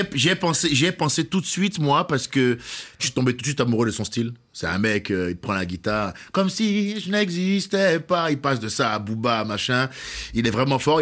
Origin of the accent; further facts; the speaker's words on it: Cotonou, Littoral, Benin; moved away; je suis né au Bénin. À Cotonou.